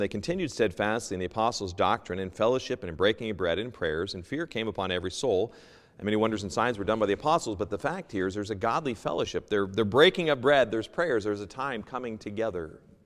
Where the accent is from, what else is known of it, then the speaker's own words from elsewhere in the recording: United States; moved away; also born or lived in Seattle / New York; I'm originally from the States